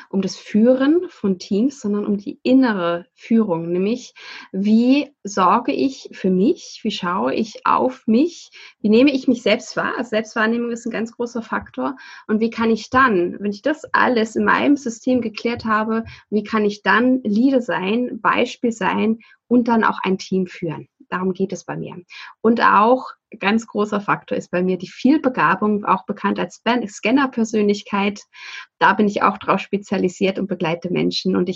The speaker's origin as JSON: {"language": "German", "town": "Saatrup", "region": "Schleswig-Holstein", "country": "Germany", "tie": "born or raised there", "also_born_or_lived": "Sylt", "said": "tatsächlich bin ich geboren auf Sylt. Ähm, bin dann groß geworden in Saatrup. Das ist ein ganz kleines Dorf in der Nähe von Flensburg, lebe aber seit fast 20 Jahren hier in Flensburg."}